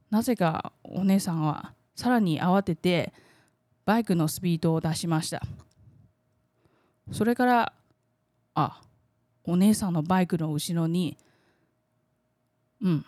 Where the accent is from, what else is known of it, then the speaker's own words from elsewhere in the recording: Taiwan; 台湾生まれ台湾育ちの